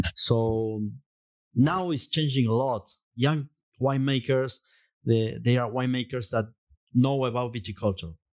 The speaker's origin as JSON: {"language": "English", "region": "Mendoza", "country": "Argentina", "tie": "born or raised there", "second_language": "English", "said": "I was born in Mendoza. So, surrounded by vineyards."}